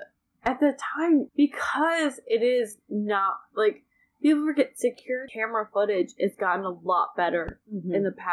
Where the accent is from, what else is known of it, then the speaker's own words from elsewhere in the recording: Cleveland, Ohio, United States; I grew up in Cleveland.